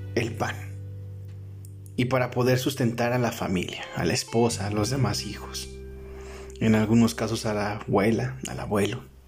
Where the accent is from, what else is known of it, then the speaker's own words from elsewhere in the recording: Mexico; aquí en mi país, México